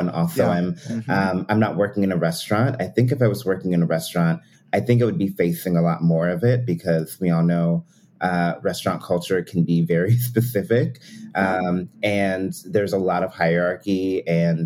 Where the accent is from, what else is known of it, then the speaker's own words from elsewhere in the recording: Pennsylvania, United States; I grew up in Pennsylvania